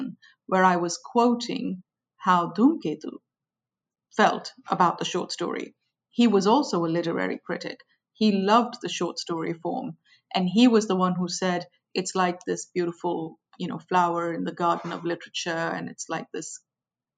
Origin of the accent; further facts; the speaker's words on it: India; moved away; I grew up in India. I went to school in India